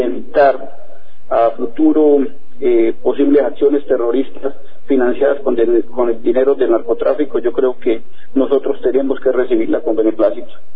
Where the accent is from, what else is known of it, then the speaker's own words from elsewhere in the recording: Colombia; nosotros como colombianos